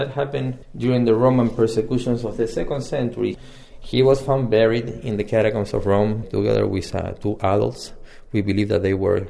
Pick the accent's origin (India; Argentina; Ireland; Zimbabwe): Argentina; now in Washington, D.C., United States; I'm originally from Argentina.